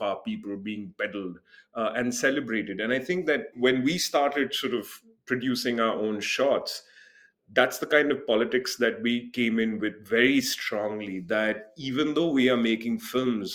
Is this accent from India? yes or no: yes; India; as an Indian